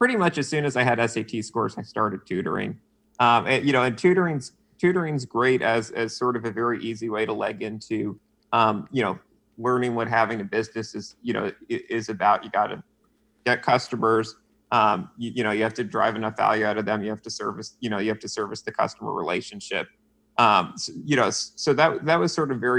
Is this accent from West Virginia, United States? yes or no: no; Westchester, New York, United States; also born or lived in Pelham, New York / Armonk, New York; I grew up in Westchester, New York, so suburbs of the city, public school, lived in Pelham, then in Armonk